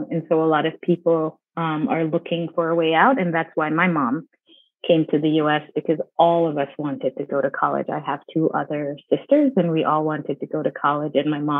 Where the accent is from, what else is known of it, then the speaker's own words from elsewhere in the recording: Jamaica; also born or lived in New Jersey; now in United States; came here primarily because my mom wanted an education for us. And when you're growing up in Jamaica, your sights are set on education.